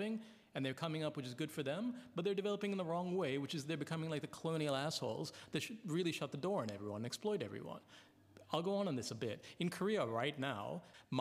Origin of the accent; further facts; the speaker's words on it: Canada; also born or lived in Sri Lanka; I was born in Canada, which I had fuck all to do with. And I'm of Sri Lankan origin